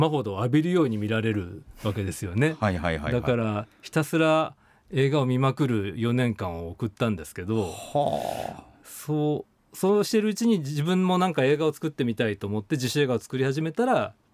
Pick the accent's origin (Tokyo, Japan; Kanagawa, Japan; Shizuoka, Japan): Shizuoka, Japan; Hamamatsu; moved away as an adult; 静岡県の浜松市生まれで、はい、えー、田舎の映画ファンだったんですけど、